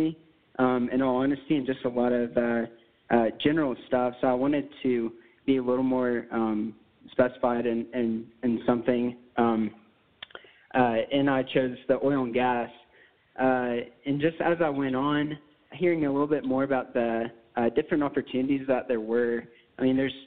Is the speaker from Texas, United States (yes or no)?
yes; Lubbock, Texas, United States; I was born and raised here in Lubbock, Texas.